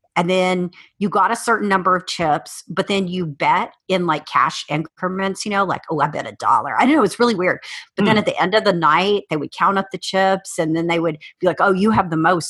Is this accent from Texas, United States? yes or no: yes; South Texas, United States; moved away as an adult; also born or lived in Cheyenne, Wyoming; I spent most of my childhood in South Texas